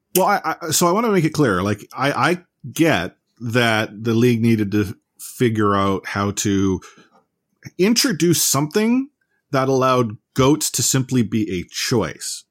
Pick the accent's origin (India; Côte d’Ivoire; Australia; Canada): Canada; we're Canadian